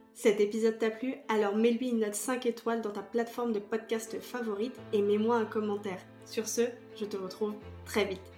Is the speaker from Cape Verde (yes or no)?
no; France; now in Canada; en tant que française